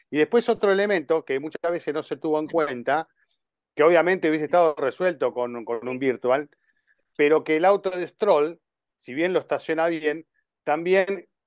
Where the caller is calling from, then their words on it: Villahermosa, Tabasco, Mexico; Hola, este … de Villamosa, Tabasco.